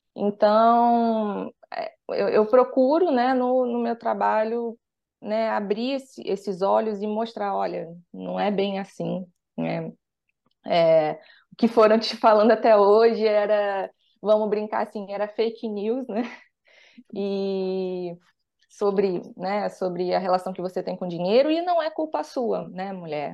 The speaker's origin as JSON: {"language": "Portuguese", "region": "Rio de Janeiro", "country": "Brazil", "said": "sou daqui do Rio de Janeiro"}